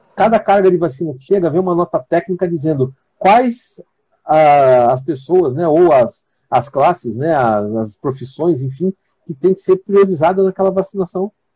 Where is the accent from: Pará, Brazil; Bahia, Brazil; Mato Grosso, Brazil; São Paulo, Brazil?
São Paulo, Brazil; moved away as an adult; eu sou filho da terra lá. Eu conheço muito bem minha terra